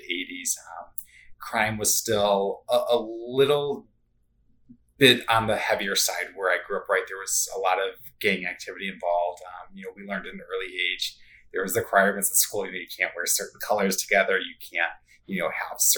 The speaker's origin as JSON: {"language": "English", "town": "Chicago", "region": "Illinois", "country": "United States", "tie": "born or raised there", "said": "growing up in Chicagoland"}